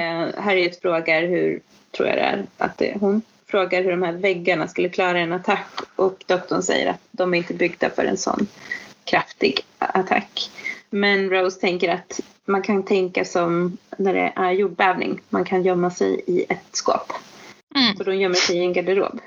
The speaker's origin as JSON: {"language": "Swedish", "country": "Sweden", "said": "som svensk"}